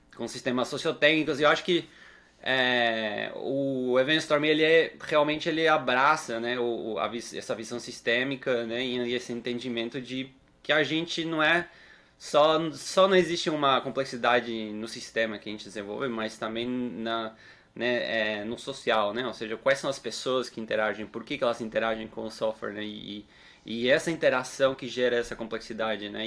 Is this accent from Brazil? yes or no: no; Uruguay; moved away; eu sou uruguaio